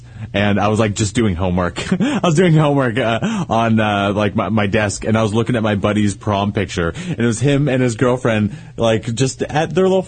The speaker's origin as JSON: {"language": "English", "country": "United States", "tie": "born or raised there", "moved": "yes", "said": "my hometown up in Tahoe"}